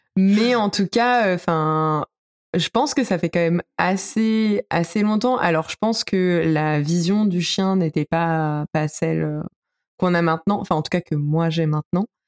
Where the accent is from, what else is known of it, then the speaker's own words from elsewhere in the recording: Paris, Île-de-France, France; je suis parisienne